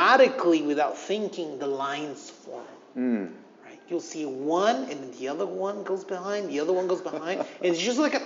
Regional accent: Lima, Peru; moved away; also born or lived in United States; this is my home country

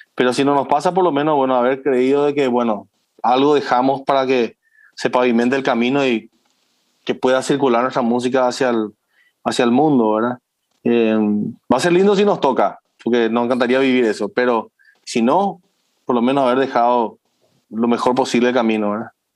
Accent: Paraguay

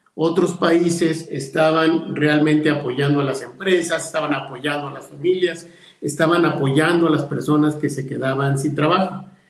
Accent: León, Guanajuato, Mexico; empresarios de mi tierra

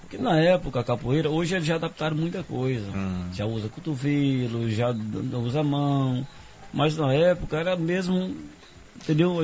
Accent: Bom Jesus da Lapa, Bahia, Brazil; moved away as an adult; now in Serra do Ramalho, Brazil; Eu nasci aqui em Serra do Ramalho, hum. me criei em Lapa e vivi no mundo

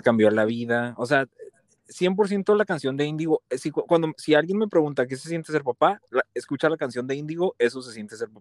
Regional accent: Ciudad Juárez, Chihuahua, Mexico; Nací y crecí en Ciudad Juárez

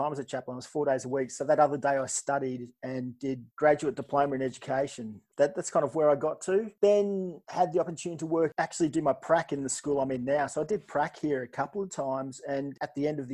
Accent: Sydney, New South Wales, Australia; moved away as an adult; now in Perth, Australia; I grew up in Sydney, was there till I was mid-20s and was married.

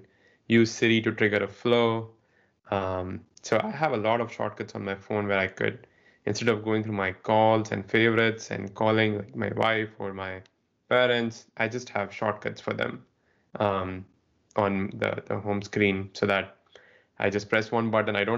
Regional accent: India; moved away; I grew up in India

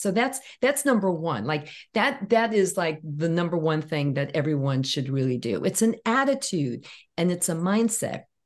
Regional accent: New York City, New York, United States; growing up in Brooklyn

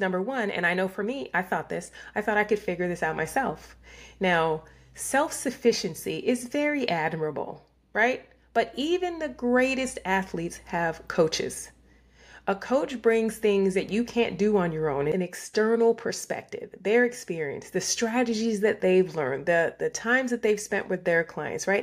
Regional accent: New York, United States; I was raised in New York

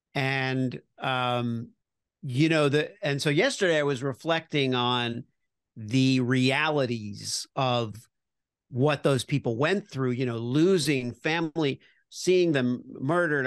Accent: Miami Beach, Florida, United States; I grew up in Miami Beach

